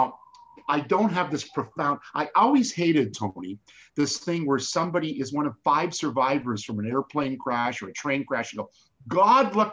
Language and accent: English; Canada; I'm a Canadian